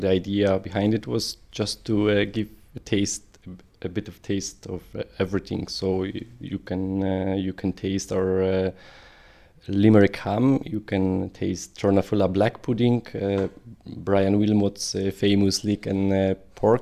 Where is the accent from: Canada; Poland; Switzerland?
Poland; moved away as an adult; also born or lived in Ireland; now in Newcastle West, Ireland; I'm from Poland. I came into Ireland in December 2005